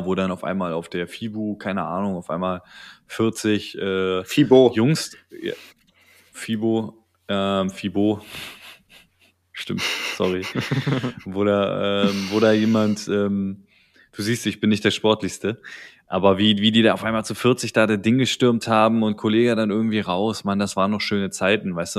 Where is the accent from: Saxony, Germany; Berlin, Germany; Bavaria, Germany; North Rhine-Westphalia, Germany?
Berlin, Germany; ich als Berliner